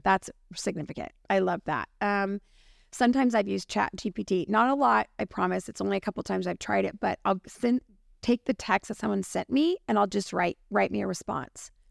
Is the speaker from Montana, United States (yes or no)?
no; California, United States; as a Californian, which we are